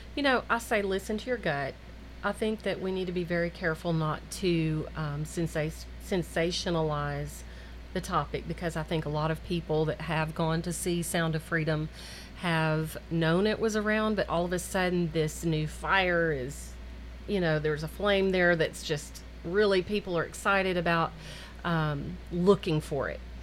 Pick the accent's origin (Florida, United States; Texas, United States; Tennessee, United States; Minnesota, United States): Tennessee, United States; Murfreesboro; I grew up here in Murfreesboro